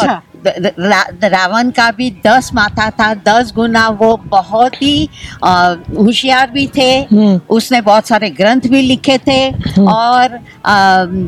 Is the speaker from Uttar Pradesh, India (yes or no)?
no; Kaithal district, Haryana, India; मैं इंडिया से हूँ हरियाणा स्टेट डिस्ट्रिक्ट कैथल गाँव सात से हूँ